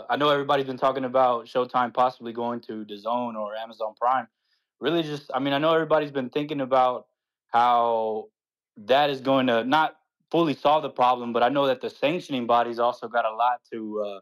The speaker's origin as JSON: {"language": "English", "town": "Austin", "region": "Texas", "country": "United States", "said": "I'm from Austin, uh, Austin, Texas."}